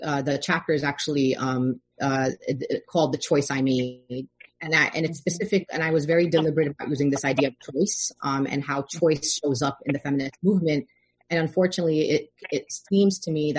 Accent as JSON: {"language": "English", "town": "New York City", "region": "New York", "country": "United States", "tie": "born or raised there", "accent": "Brooklyn", "said": "I grew up, I was born and raised in Brooklyn"}